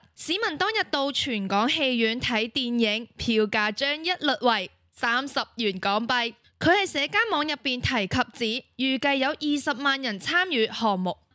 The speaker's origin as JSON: {"language": "Chinese", "country": "Macau", "said": "我是来自澳门的"}